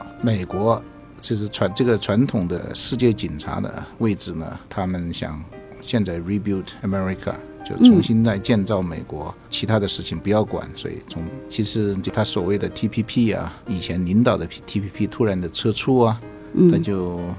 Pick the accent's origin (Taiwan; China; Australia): Australia; 作为一个华裔的澳洲人呢。我当然希望他更偏向中国，但是实际上呢，为了澳洲的利益呢，应该澳洲把这个平衡做好